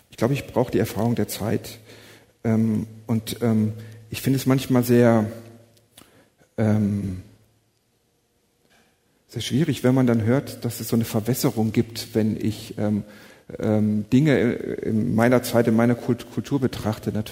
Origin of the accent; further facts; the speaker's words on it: North Rhine-Westphalia, Germany; Ich komme aus dem Siegerland, meine Eltern ähm, sind auch Christen, mein Vater war Pastor